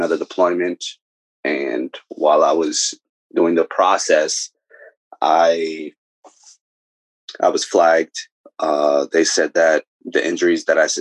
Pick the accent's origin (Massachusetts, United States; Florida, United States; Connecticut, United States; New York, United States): New York, United States; New York City; moved away; also born or lived in Bronx, New York / Pennsylvania; New York native. I'm from I was born in the Bronx. Then I spent the majority of my time in Brooklyn